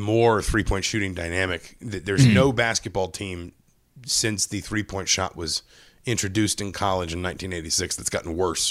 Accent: Atlanta, Georgia, United States; moved away; I grew up in Atlanta.

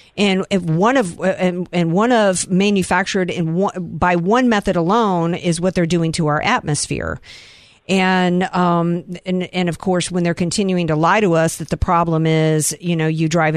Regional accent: the South, United States; I come from the South

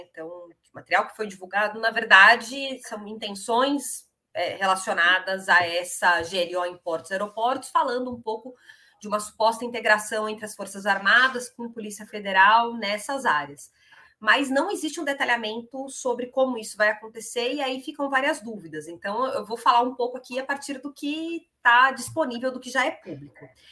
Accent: São Paulo, Brazil; como paulista que sou

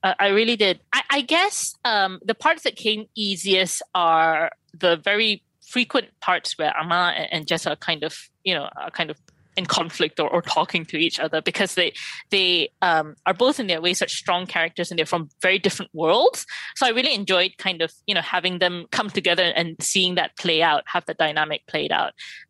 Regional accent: Malaysia; I mean, partly because I wrote it and I'm Malaysian

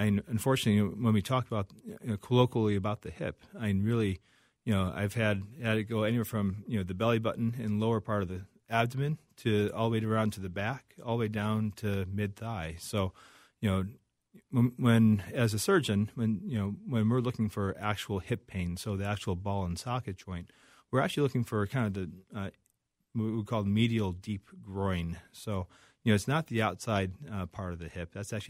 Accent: Chicago, Illinois, United States; So from Chicago originally.

